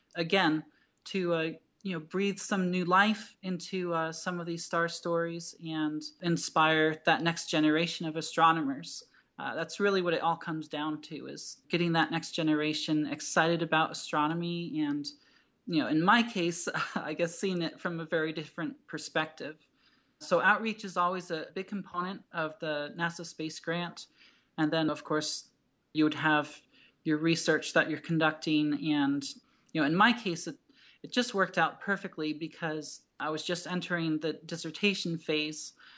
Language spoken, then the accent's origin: English; New Jersey, United States; moved away as an adult; now in Tucson, United States; I grew up in New Jersey